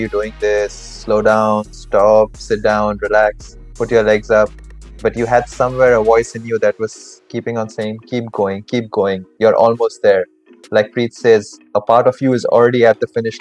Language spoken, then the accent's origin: English; Dubai, United Arab Emirates; I've been born and brought up in Dubai